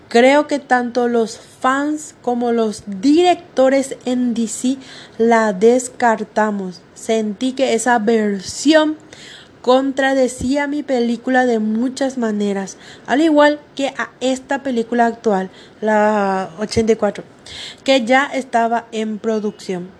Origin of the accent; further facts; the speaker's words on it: Paraguay; en mi país, Paraguay